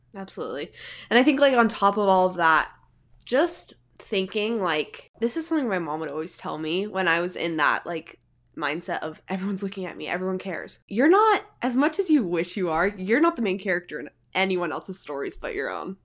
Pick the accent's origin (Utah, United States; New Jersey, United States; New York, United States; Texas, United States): Utah, United States; Salt Lake City; I'm from Salt Lake City, Utah